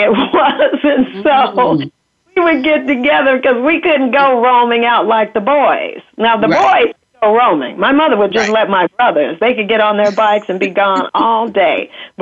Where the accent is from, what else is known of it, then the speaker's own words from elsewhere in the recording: Kansas City, United States; I grew up in Kansas City, first of all, and a Midwestern girl